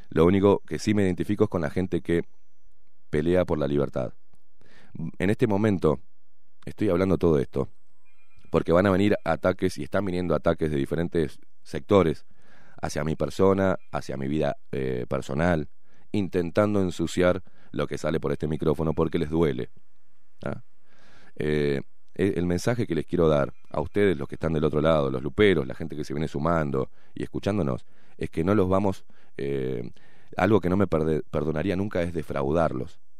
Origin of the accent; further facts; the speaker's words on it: Buenos Aires, Argentina; accent: half Uruguayan, half Argentine; also born or lived in Montevideo, Uruguay; now in Uruguay; Mis primeros 20 años nací acá, en el Pereira Rosell, y mis primeros 20 años los viví en Argentina. Mi familia es toda argentina.